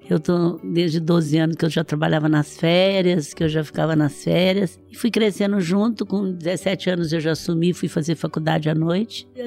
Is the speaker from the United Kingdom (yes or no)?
no; Franca, São Paulo, Brazil; Eu sou de Franca, o Magazine Luiza nasceu em Franca.